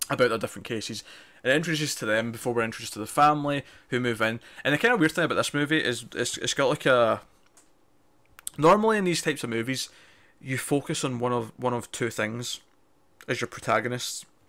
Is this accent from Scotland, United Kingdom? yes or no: yes; Scotland, United Kingdom; If you can't recognize my accent, I'm Scottish.